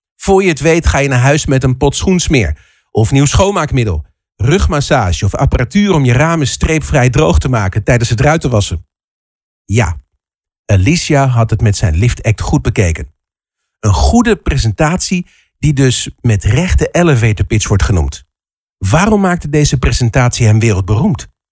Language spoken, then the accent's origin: Dutch; Netherlands